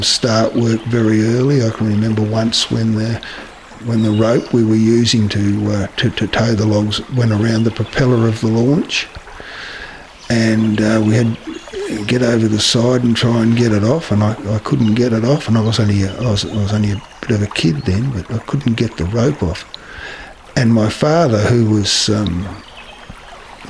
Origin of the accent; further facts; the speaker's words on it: Strahan, Tasmania, Australia; I come from Strahan